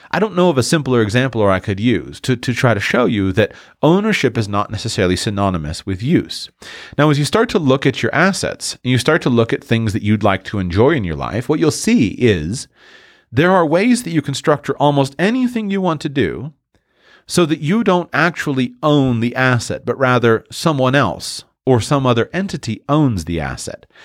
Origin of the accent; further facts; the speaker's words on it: Florida, United States; I'm from Florida